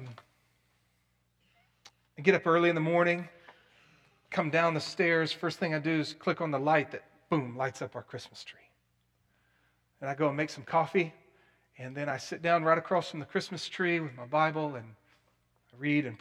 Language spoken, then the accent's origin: English; Plano, Texas, United States; growing up in Plano